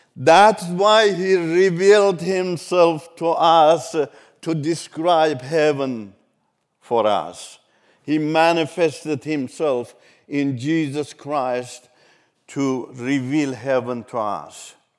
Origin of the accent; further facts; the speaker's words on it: Iran; first language Turkish; English is a second language; moved away as an adult; also born or lived in Turkey; run away from Iran to Turkey. Turkish is my mother language